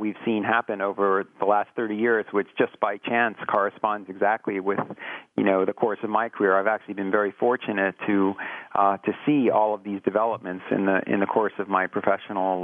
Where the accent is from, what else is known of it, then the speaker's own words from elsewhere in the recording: Philadelphia area, New Jersey, United States; moved away; I grew up in New Jersey, and in the Philadelphia area in New Jersey.